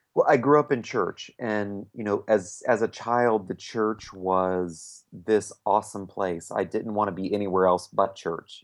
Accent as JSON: {"language": "English", "town": "Winter Park", "region": "Florida", "country": "United States", "tie": "born or raised there", "said": "we live in my hometown, um, Winter Park, Florida"}